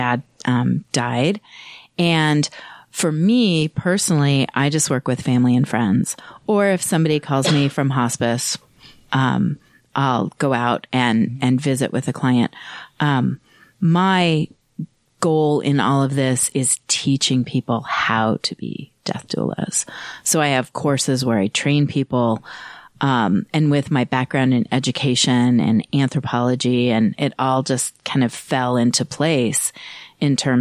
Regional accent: Idaho Falls, Idaho, United States; also born or lived in Pocatello, Idaho / Kansas; now in Utah, United States; I was born in Idaho

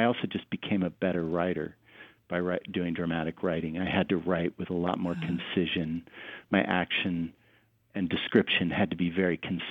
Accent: Denver, Colorado, United States; now in Southern California, United States; I grew up in Denver and we had real seasons

